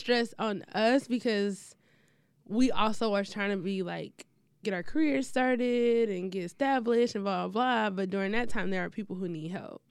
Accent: Detroit, Michigan, United States; I'm from the east side

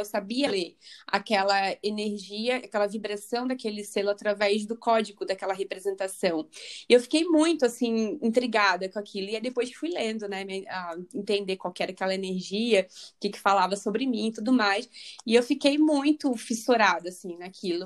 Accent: Rio de Janeiro, Brazil; moved away as an adult; now in London, United Kingdom; eu sou carioca, nasci no Rio, Agora eu estou morando aqui em Londres

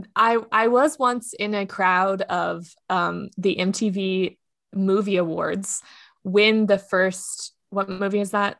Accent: Texas, United States; now in Los Angeles, United States; I am from Texas

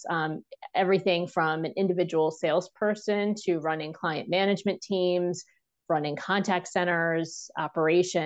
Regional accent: New Jersey, United States; now in Washington, DC, United States; I live in DC. I'm from New Jersey originally.

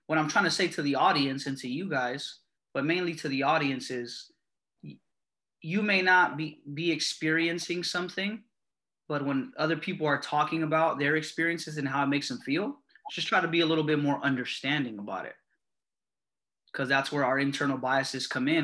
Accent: Bay Area, California, United States; I've grown up in California and in the Bay Area

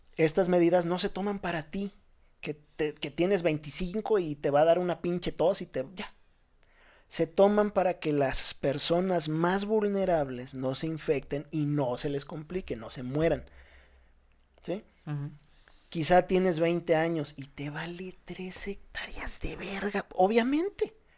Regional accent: Ciudad Madero, Tamaulipas, Mexico; moved away; also born or lived in Veracruz; yo soy de Veracruz, pero viví toda mi vida en Ciudad Madero, Tamaulipas.

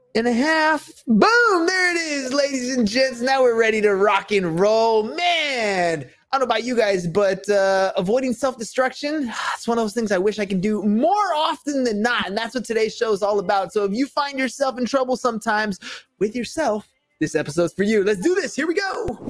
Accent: San Diego, California, United States; I'm from San Diego

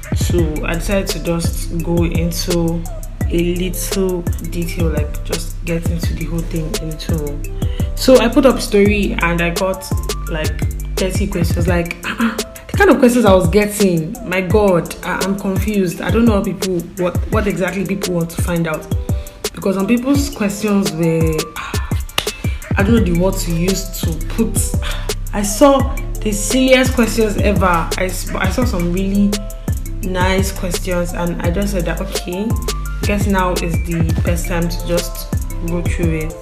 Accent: Igbo, Igboland, Nigeria; accent: Igbo; I'm Igbo, by the way, I'm Igbo. I don't know if you tell from my diction or accent, but I'm Igbo.

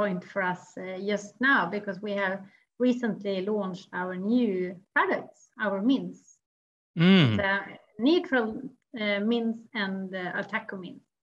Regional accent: Orsa, Dalarna County, Sweden; Yeah, I can take you back to my hometown, Orsa. It's a small village in the middle of Sweden where I grew up.

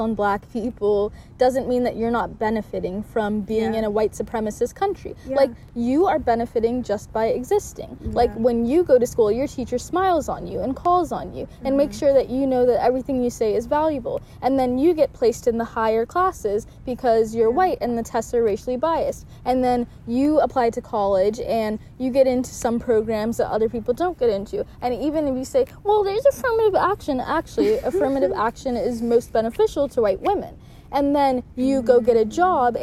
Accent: Mozambique; now in United States; I was born in Mozambique. I wasn't even born in America.

